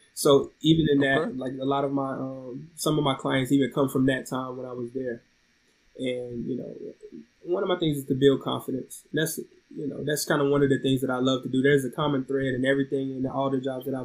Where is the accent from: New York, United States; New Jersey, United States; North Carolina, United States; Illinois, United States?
North Carolina, United States; Oxford; moved away as an adult; also born or lived in DC Metro area; I'm from Oxford, North Carolina, near Raleigh-Durham area